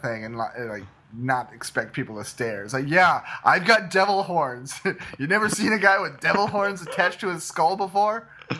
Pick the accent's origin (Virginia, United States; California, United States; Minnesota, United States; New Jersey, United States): Minnesota, United States; Because I'm a Minnesota guy